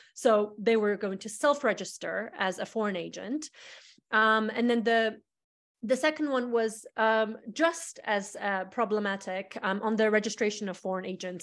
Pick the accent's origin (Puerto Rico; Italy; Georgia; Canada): Georgia; now in United States; as someone who is, after all, Georgian, and as much as I enjoy being an American, um, I, I do never forget where I come from, and these are my roots